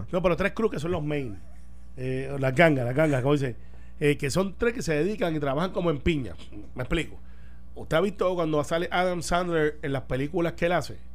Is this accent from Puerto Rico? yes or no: yes; Puerto Rico; como buen puertorriqueño